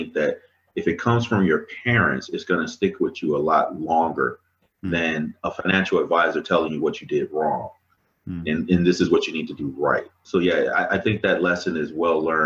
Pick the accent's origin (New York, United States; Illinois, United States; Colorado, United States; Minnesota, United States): Illinois, United States; Chicago; also born or lived in Mississippi; I grew up in Mississippi and Chicago. So I moved to Chicago when I was probably around 8 years old. And growing up in Chicago is not easy